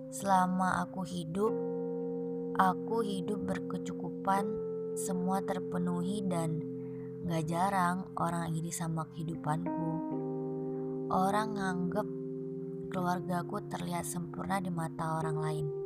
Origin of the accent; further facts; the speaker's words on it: Malang, East Java, Indonesia; Aku anak Malang yang punya rumah rusak dan gak aman buat aku.